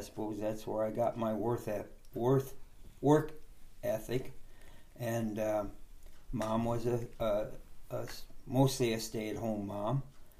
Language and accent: English; North Liberty, Indiana, United States; Born and raised in North Liberty, Indiana, right in town. We had a house located right in town. I had 3 sisters and 1 brother.